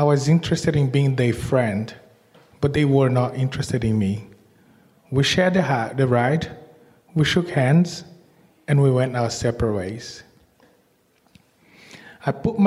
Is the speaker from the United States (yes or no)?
no; Salvador, Bahia, Brazil; moved away as an adult; now in Australia; So I was born in Brazil and in Salvador, and I was moving to Australia in the early 2000s